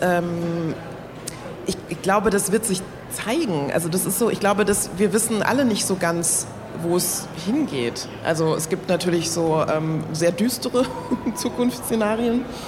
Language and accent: German; Germany; obwohl hier geboren, aufgewachsen, deutscher Pass, alles